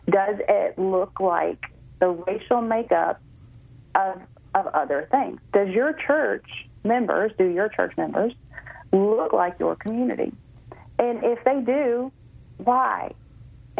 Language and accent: English; Memphis, Tennessee, United States; moved away; also born or lived in McLean, Virginia; my hometown there in Memphis